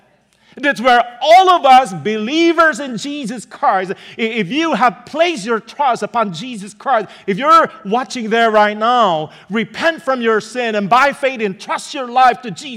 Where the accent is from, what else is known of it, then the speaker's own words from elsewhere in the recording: Pennsylvania, United States; moved away; Maybe they thought because we're from Pennsylvania, we're used to it. That's the reason why we left Pennsylvania.